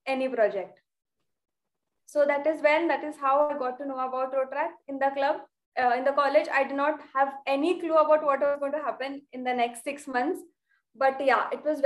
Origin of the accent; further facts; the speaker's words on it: Belgaum, Karnataka, India; moved away as an adult; now in Mumbai, India; I came to Mumbai for graduation. I live in Belgaum.